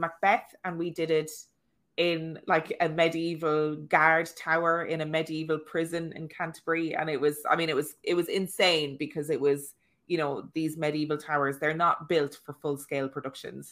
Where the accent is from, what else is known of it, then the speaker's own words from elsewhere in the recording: Ireland; moved away; my chipper in my hometown, which is called Eddie Phelan's